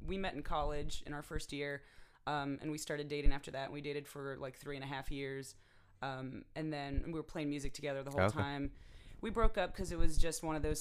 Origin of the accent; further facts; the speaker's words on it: New Jersey, United States; moved away as an adult; also born or lived in Boston; now in Nashville, United States; I'm from New Jersey originally